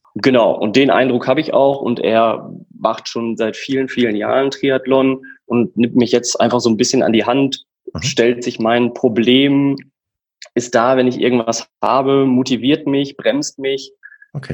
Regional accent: Emmerich, North Rhine-Westphalia, Germany; moved away as an adult; also born or lived in Münster; bin gebürtiger Niederrheiner. Ich komme aus der Ecke Emmerich-Rees, das ist so direkt an der holländischen Grenze

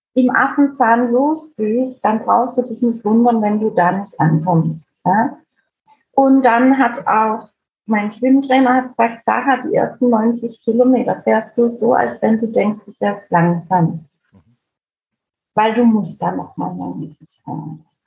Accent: Heilbronn, Baden-Württemberg, Germany; Bei uns in Heilbronn

